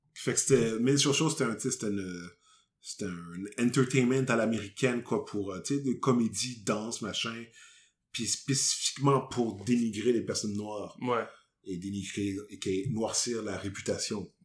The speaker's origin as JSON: {"language": "French", "town": "Montreal", "region": "Quebec", "country": "Canada", "tie": "born or raised there", "also_born_or_lived": "Longueuil", "said": "je suis né à Montréal"}